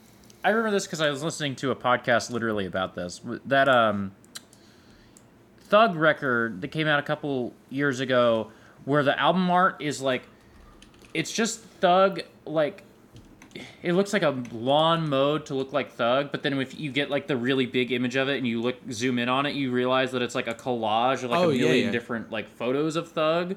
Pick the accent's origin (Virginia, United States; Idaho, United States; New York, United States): New York, United States; I'm from New York. Fuck you.